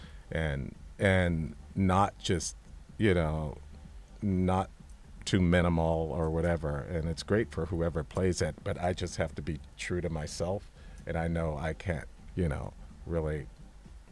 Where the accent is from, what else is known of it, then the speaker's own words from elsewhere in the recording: Santa Monica, California, United States; I grew up a skater in Santa Monica